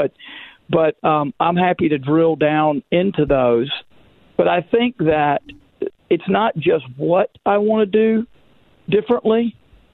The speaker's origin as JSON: {"language": "English", "town": "Magnolia", "region": "Arkansas", "country": "United States", "tie": "born or raised there", "said": "growing up in Magnolia or Camden, Magnolia for me, Camden like my wife"}